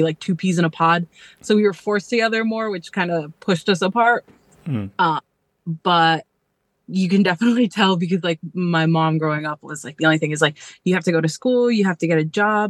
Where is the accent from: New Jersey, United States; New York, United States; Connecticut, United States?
New Jersey, United States; Belleville; first language Spanish; English is a second language; also born or lived in Newark, New Jersey; I was born in Newark and raised in Belleville